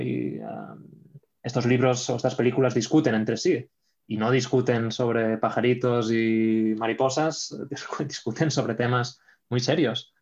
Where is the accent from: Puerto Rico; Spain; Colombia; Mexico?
Spain; Catalonia; moved away; also born or lived in Poland; soy español, también soy catalán.